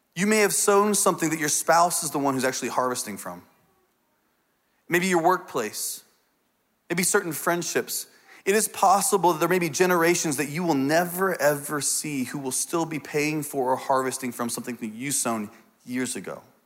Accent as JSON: {"language": "English", "region": "Indiana", "country": "United States", "tie": "born or raised there", "said": "I grew up in Indiana on a farm, uh, for a lot of my life."}